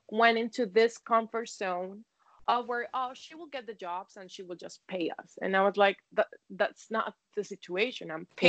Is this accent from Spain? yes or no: yes; Spain; English is a second language; I hope it's clear and my accent doesn't fool me.